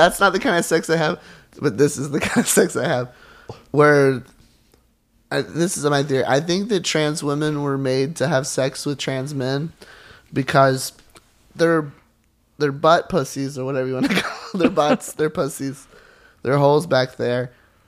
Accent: Charleston, South Carolina, United States; I'm from South Carolina, and I grew up in the church

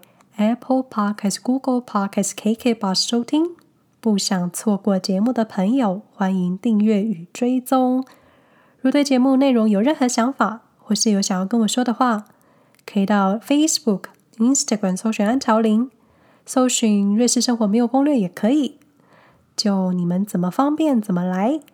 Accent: Hsinchu, Taiwan; now in Switzerland; 毕竟在台湾的时候呢，我从新竹搬到台北，户籍一样还是在新竹

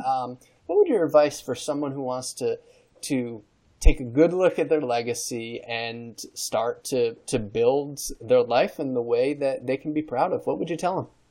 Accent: New York, United States; I'm from New York State

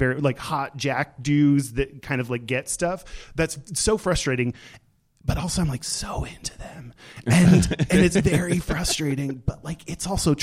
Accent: Texas, United States; I grew up in Texas

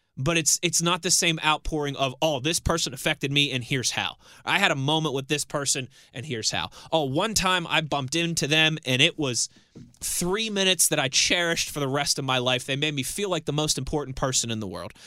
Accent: Pittsburgh, Pennsylvania, United States; also born or lived in Ohio / Philadelphia; I was born and raised here in Western Pennsylvania. I was born at Allegheny General Hospital

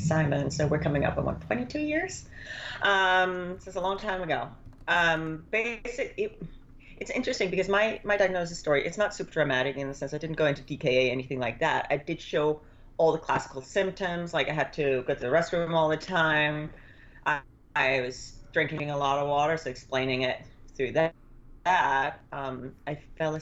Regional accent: Denmark; moved away; I grew up in Denmark

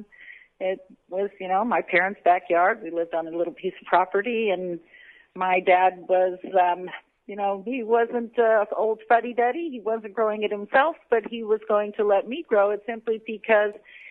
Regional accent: Bay Area, California, United States; moved away as an adult; now in Bellingham, United States; My husband and I grew up in California, in the Bay Area.

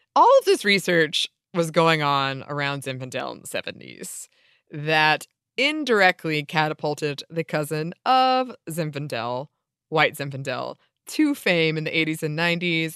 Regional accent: Atlanta, Georgia, United States; we're from Atlanta

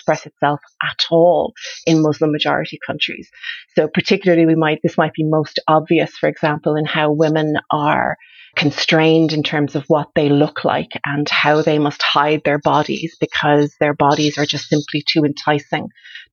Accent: Ireland; moved away; also born or lived in Canada; I grew up in Ireland. I grew up in Ireland in the 70s and 80s

